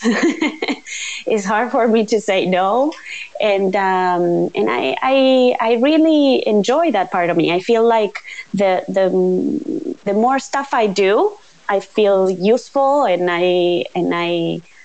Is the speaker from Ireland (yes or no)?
no; Uruguay; I was born here in Uruguay